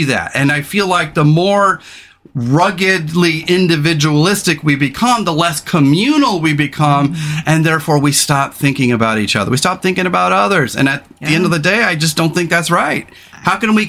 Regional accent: California, United States; now in Pacific Northwest, United States; I didn't grow up here. I grew up in California.

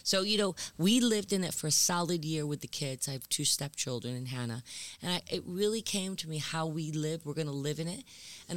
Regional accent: the Berkshires, Massachusetts, United States; moved away; also born or lived in London / New York; I grew up in the Berkshires

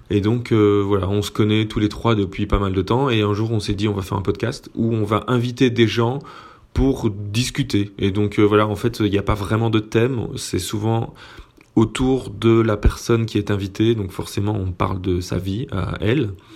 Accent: Belgium; on est belge et que en tant que belge on dit chips avec un T

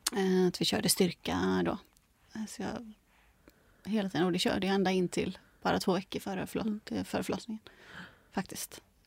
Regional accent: Gothenburg, Västra Götaland, Sweden; now in Stockholm, Sweden; jag är från Göteborg egentligen

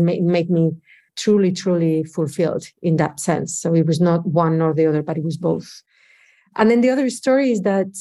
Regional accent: Oviedo, Asturias, Spain; English is a second language; moved away as an adult; also born or lived in New York City; I'm originally from Spain, from a little town in the north of Spain called Oviedo. It's part of Asturias. And I lived there all my life until I was 24.

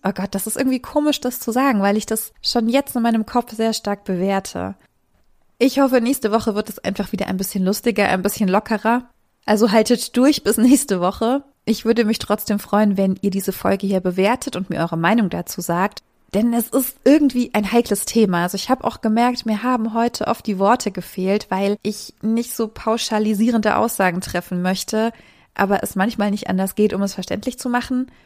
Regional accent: a small town in the Thuringian Forest, Germany; moved away; Die Grundeinstellung zu diesen Idealen oder auch Ideologien, die rechte Menschen vertreten, ist in dem Ort auf jeden Fall, wo ich herkomme, sehr akzeptierend.

